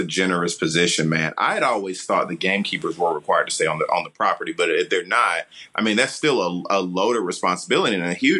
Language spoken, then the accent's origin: English; United States; I'm totally American and very new to the hunt, test, and field trial world